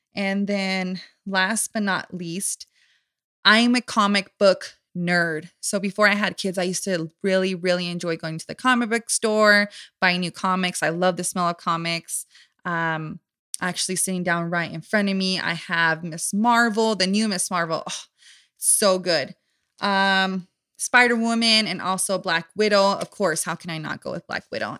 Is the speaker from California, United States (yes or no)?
yes; Southern California, United States; born and raised in Southern California.